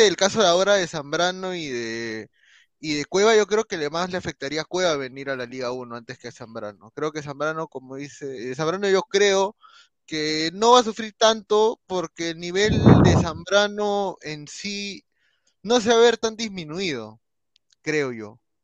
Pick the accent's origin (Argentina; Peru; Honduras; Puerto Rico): Peru; hablando como peruano, a pesar que estoy con la camiseta de Alianza, también soy peruano antes que aliancista